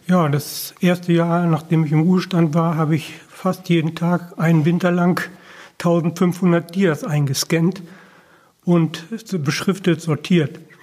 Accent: Wolfsburg, Lower Saxony, Germany; moved away as an adult; now in Barnsdorf, Germany; Ich komme aus dem Bereich Wolfsburg und bin erst 1972 nach Barnsdorf gestoßen, berufsbedingt.

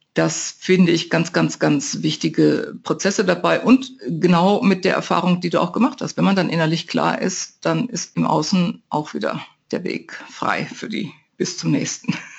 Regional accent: North Rhine-Westphalia, Germany; moved away; In meiner Heimat zumindest sagte man das, in meiner westfälischen

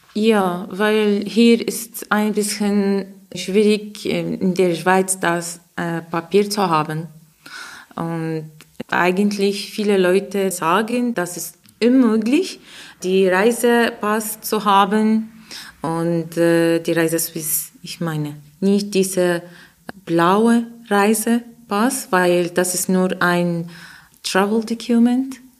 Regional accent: Iraq; German is a second language; moved away; ich komme aus dem Irak

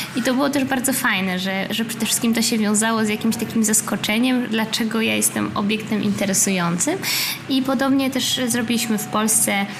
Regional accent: Gdańsk, Pomeranian Voivodeship, Poland; moved away; also born or lived in Berlin, Germany / Warsaw, Poland; moim rodzinnym miastem Gdańsk, potem Warszawą

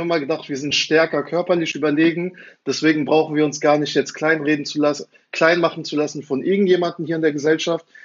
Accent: Frankfurt, Hesse, Germany; Also ich, ich bin selber in Frankfurt aufgewachsen und fand es äh, faszinierend.

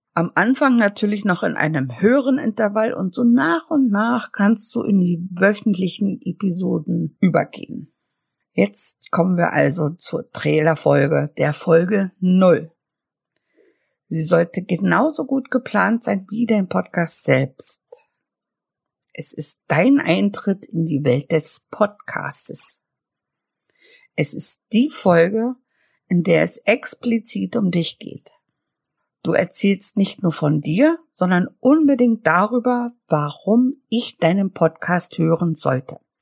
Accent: Mecklenburg-Vorpommern, Germany; ich komme aus Mecklenburg und liebe die plattdeutsche Sprache

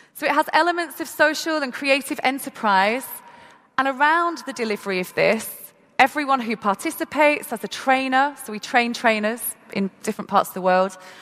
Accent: Manchester, North West England, United Kingdom; i am from Manchester in the UK and had the opportunity to go to school and be educated

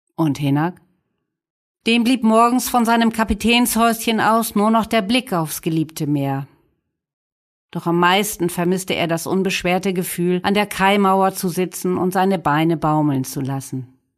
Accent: Dornum, Lower Saxony, Germany; Bei uns in Dornum

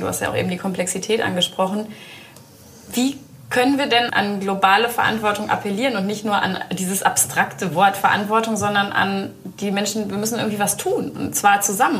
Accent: Soest, North Rhine-Westphalia, Germany; born or raised there

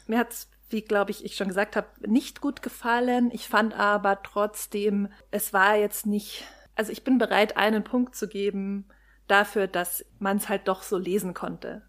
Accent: Germany; wir sind so als Deutsche

